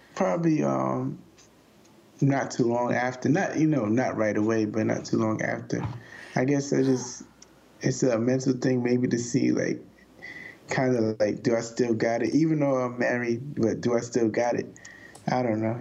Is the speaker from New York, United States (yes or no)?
yes; New York, United States; I'm a New Yorker